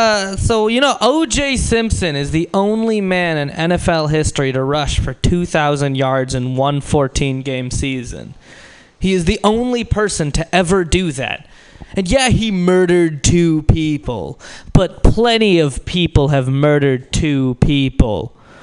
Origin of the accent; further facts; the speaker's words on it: India; because I'm Indian, people just assume I'm short.